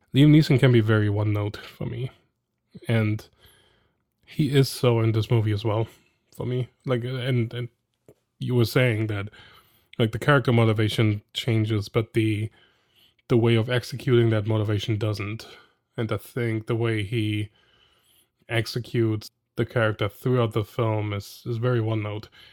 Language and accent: English; Germany; moved away; I'm from Germany